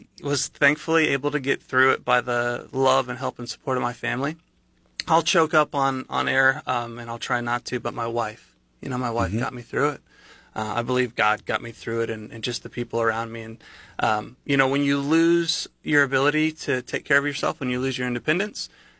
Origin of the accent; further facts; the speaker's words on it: Bentonville, Arkansas, United States; moved away as an adult; now in Southeast Missouri, United States; at the time, I had just moved to Southeast Missouri, so I'm not from here. I'm from Bentonville, Arkansas